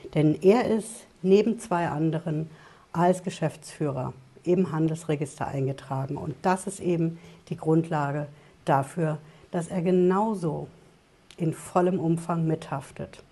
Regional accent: Germany; bei uns in Deutschland

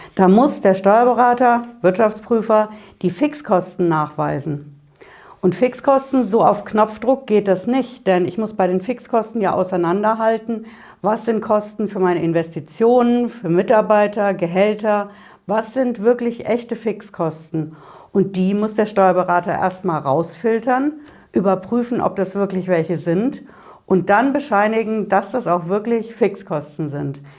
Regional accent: Hesse, Germany; Bei uns in Hessen

